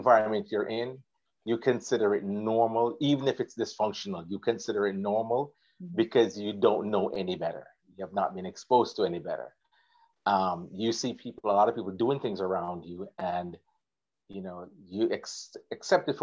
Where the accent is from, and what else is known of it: Water Lane, Clarendon, Jamaica; born or raised there; also born or lived in Kingston, Jamaica